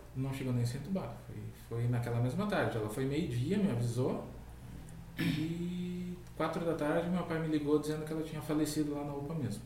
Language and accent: Portuguese; Canoas, Rio Grande do Sul, Brazil; also born or lived in Porto Alegre / Guaíba; foi em Canoas. Eu nasci em Porto Alegre, mas acho que morei alguns